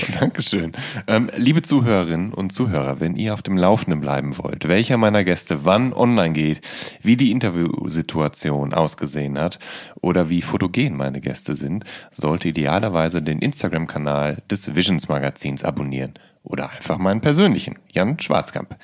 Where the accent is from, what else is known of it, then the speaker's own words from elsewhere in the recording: Ruhr area, North Rhine-Westphalia, Germany; als Jugendlicher im Ruhrgebiet